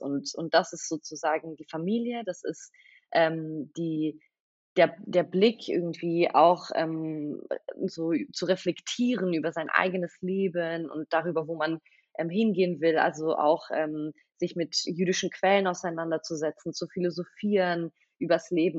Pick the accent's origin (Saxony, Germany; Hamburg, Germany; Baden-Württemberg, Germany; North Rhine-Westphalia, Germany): Baden-Württemberg, Germany; Stuttgart; first language Russian; German is a second language; moved away as an adult; now in Berlin, Germany; ich bin in Stuttgart geboren, ähm, hier aufgewachsen, ja, hier zur Schule gegangen